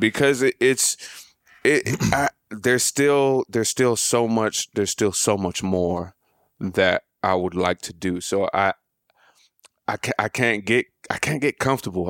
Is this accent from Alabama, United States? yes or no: yes; Montgomery, Alabama, United States; moved away; I'm from Montgomery, Alabama